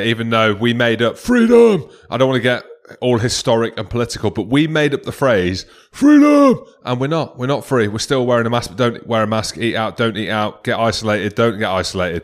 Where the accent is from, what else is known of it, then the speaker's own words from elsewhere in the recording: Scotland, United Kingdom; I am Scottish